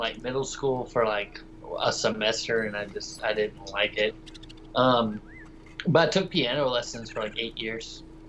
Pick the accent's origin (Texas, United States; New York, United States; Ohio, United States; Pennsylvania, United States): Texas, United States; also born or lived in West Virginia / Georgia / Colorado; Just outside of Dallas, Texas.